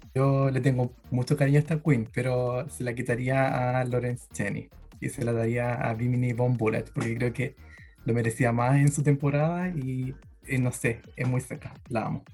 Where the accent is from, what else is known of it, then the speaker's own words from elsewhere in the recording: Santiago, Santiago Metropolitan Region, Chile; vengo de las lejanas tierras de Cerro Navia, Santiago